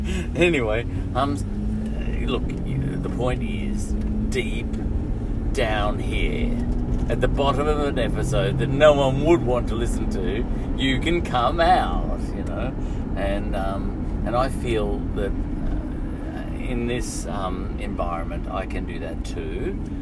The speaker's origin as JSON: {"language": "English", "country": "Ireland", "said": "I'm an Irishman, you say, you have to, you know. It's in my culture."}